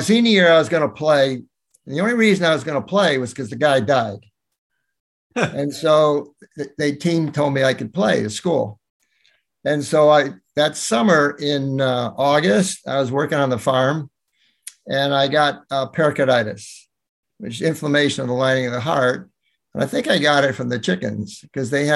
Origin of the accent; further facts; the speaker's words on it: Williamsburg, Massachusetts, United States; moved away; also born or lived in Burlington, Vermont / Virginia / New York; I really grew up in Massachusetts, in outside of Northampton, on a little small town called Williamsburg